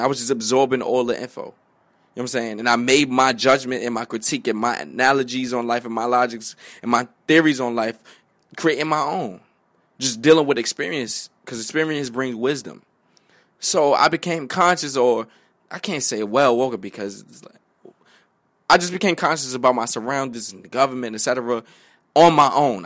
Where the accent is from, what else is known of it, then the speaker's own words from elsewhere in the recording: New York City, New York, United States; also born or lived in Bronx, New York; I'm from Harlem.